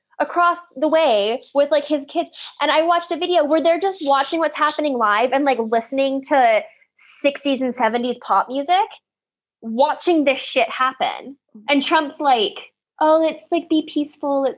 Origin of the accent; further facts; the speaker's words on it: United States; as an American